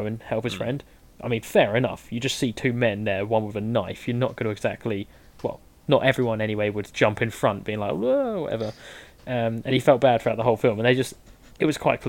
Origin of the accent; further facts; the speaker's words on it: United Kingdom; I am British